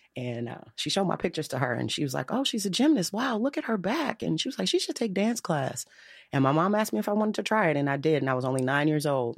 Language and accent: English; Chicago, Illinois, United States; I'm a South Side girl, though, born and bred